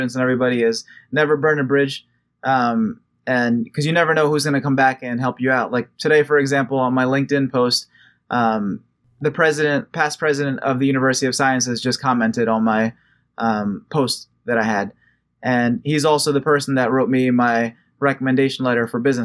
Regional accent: United States; I'm American, I was born here

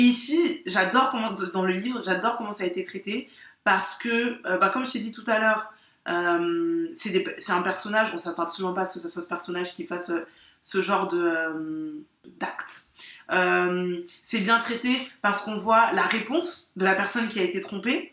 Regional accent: France; moi j'ai grandi en France

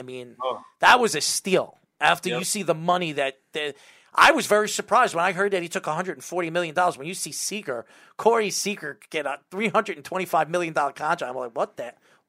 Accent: Patchogue, New York, United States; Obviously I'm from Patchogue.

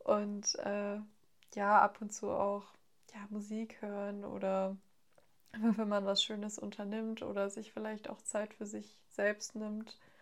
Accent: near Frankfurt, Hesse, Germany; ich komme aus der Nähe von Frankfurt

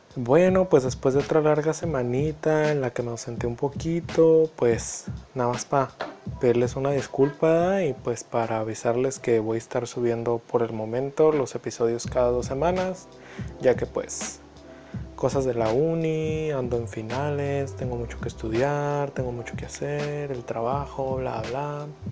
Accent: Mexico; Para nosotros como mexicanos

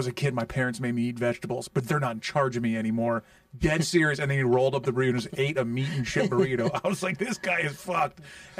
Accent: Ireland; No, I'm Irish.

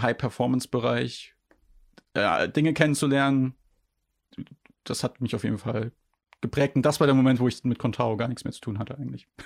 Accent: Rhineland-Palatinate, Germany; moved away; ich komme ja ursprünglich aus Rheinland-Pfalz

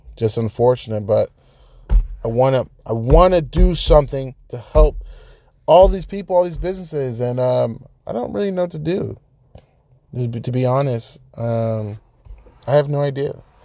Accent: Folsom, California, United States; moved away as an adult; now in Monterey, United States; I am originally from Sacramento, California. That's nine one six, baby, from Folsom. Folsom is the suburbs within, um, Sacramento. Grew up there

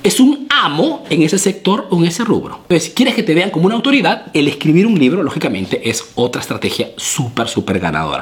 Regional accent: Peru; now in Italy; soy un emprendedor peruano que vive, que radica, que hace negocios aquí en Italia

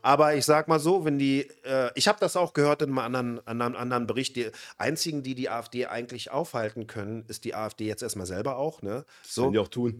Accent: western Germany, West Germany, Germany; Wir kommen aus dem Westen. Wir kommen aus einer Großstadt

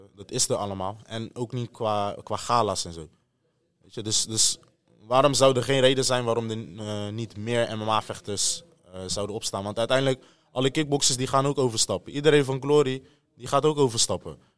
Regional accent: Netherlands; wij als Nederlanders

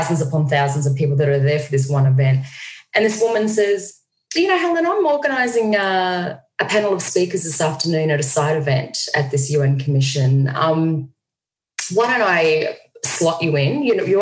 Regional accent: Australia; Australia. I'm in New York City

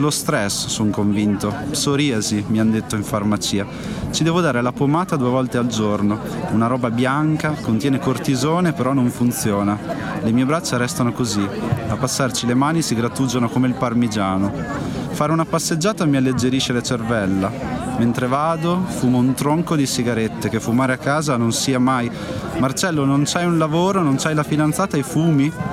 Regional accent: Santarcangelo di Romagna, Emilia-Romagna, Italy; Sant'Arcangelo di Romagna, che in realtà è il mio paese dove sono cresciuto

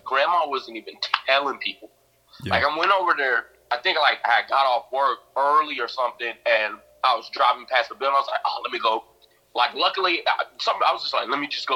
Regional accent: Minnesota, United States; I'm from Minnesota, and it snows 6 months out the year

